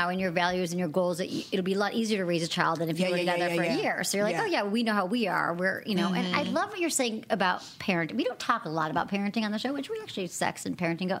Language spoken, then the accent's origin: English; Michigan, United States; moved away; also born or lived in Bay Area, California; I actually lived in the Bay Area for 20 years, and I moved here recently, but my friends in the Bay Area, so I'm from Michigan originally.